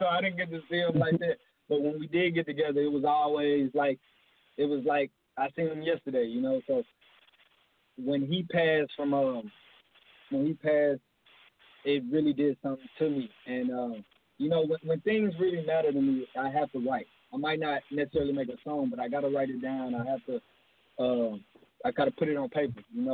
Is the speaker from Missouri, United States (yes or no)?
no; Houston, Texas, United States; I'm from Houston, Texas, South Side, South Park, Jurassic Park, as we call it